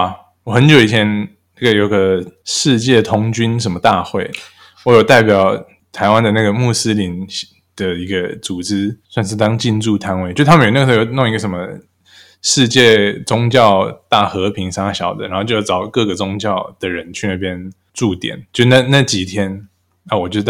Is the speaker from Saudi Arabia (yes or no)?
yes; Saudi Arabia; now in Taiwan; 我是在沙烏地阿拉伯出生长大，所以我不太确定我要说我回到台湾还是我来到台湾